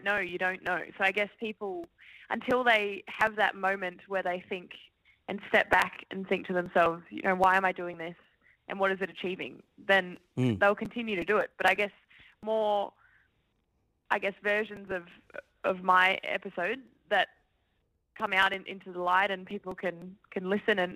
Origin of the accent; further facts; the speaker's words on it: Brisbane, Queensland, Australia; growing up in Brisbane